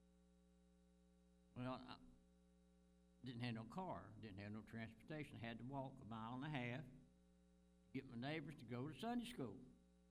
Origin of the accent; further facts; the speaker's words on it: Virginia, United States; I was born in Virginia in 1937.